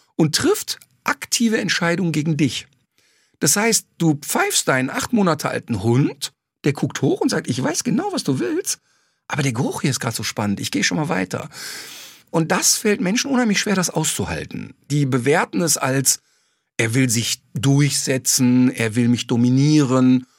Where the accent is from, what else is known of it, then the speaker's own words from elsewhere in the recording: Ruhr area, North Rhine-Westphalia, Germany; ich komme ja aus dem Ruhrbord